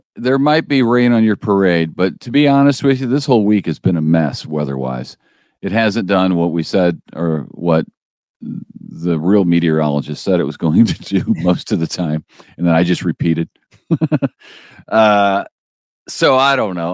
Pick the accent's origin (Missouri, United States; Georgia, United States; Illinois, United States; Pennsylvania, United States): Missouri, United States; St. Louis; now in Springfield, United States; I'm from Saint Louis